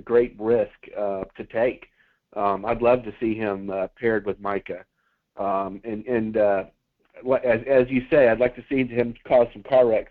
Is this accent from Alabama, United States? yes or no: yes; Alabama, United States; I grew up in Alabama